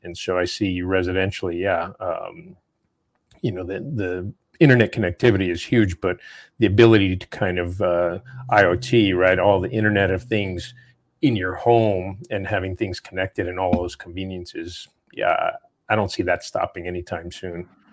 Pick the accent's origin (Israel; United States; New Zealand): United States; New Mexico; moved away; I'm, I'm from New Mexico, I go back there often, I have a house there